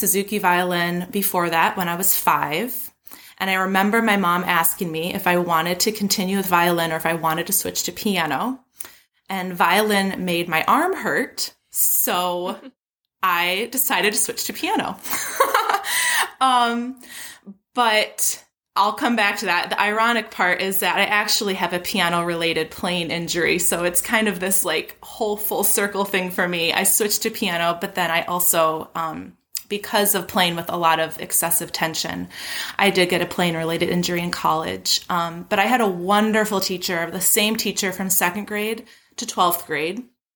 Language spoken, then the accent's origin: English; Grosse Pointe, Michigan, United States; I'm right outside Detroit in a smallish town called Grosse Pointe, Michigan. It's my hometown